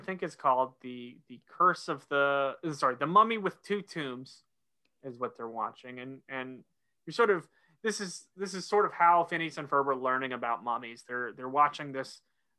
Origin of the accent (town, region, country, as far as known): Oklahoma, United States; born or raised there; moved away as an adult; now in North Carolina, United States